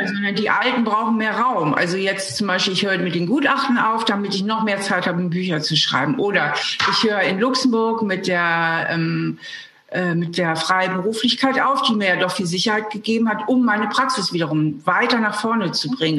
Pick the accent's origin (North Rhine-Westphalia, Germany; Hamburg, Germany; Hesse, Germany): Hamburg, Germany; moved away as an adult; now in Trier, Germany; Ich bin ja Hamburgerin, bin von Hamburg nach Trier gezogen zum Studieren.